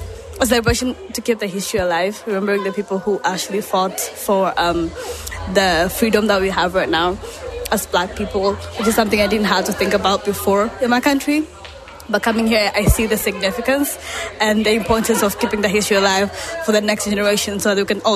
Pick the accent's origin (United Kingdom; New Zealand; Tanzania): Tanzania; now in United States; I'm from Tanzania, a country in East Africa.